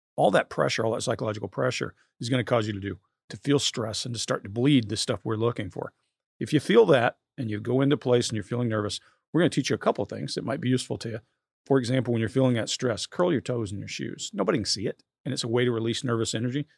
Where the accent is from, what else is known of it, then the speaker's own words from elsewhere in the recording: South Georgia, United States; moved away; also born or lived in New Jersey; I grew up poor in South Georgia